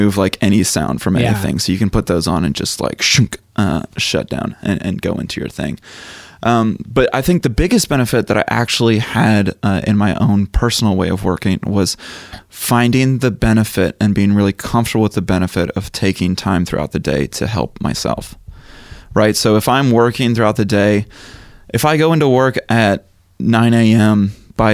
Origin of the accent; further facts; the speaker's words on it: Chattanooga, Tennessee, United States; I grew up in Chattanooga, Tennessee, so I went to Bonnaroo for like 8 years